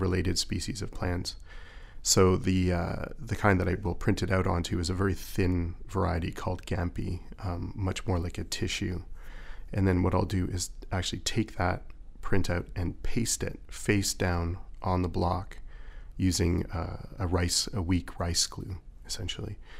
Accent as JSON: {"language": "English", "town": "Toronto", "region": "Ontario", "country": "Canada", "tie": "born or raised there", "said": "I went to a fine arts high school in Toronto, and I grew up in Toronto"}